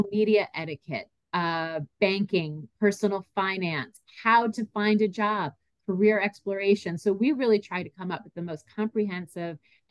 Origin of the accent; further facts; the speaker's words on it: Franklin Lakes, New Jersey, United States; also born or lived in North Carolina; I grew up in Bergen County, New Jersey, in Franklin Lakes